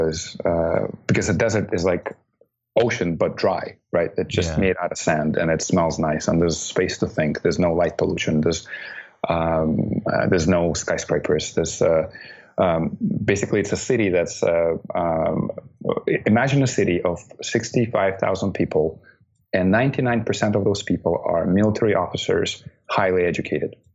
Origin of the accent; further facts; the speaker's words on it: Baikonur, Kazakhstan; moved away; That's my hometown.